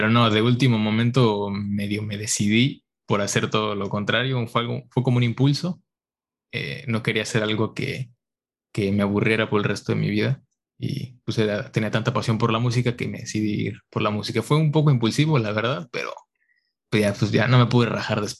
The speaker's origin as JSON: {"language": "Spanish", "country": "Mexico", "moved": "as an adult", "lives_now": "San Francisco, United States", "said": "soy mexicano, pero me vine a estudiar acá al extranjero por cinco años."}